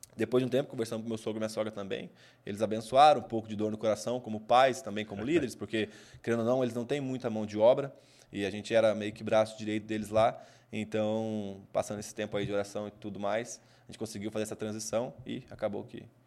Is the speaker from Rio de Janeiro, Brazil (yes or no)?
no; Cambuí, Minas Gerais, Brazil; moved away as an adult; Cambuí, Cambuí, Minas Gerais, Cambuí, Minas Gerais, minha cidade natal